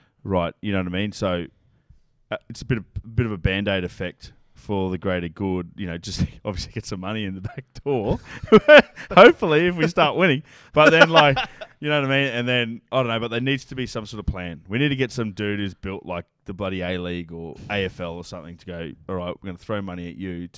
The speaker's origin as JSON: {"language": "English", "country": "Ireland", "said": "I copped it today when we lost to Argentina. I was like, oh. I'm Irish."}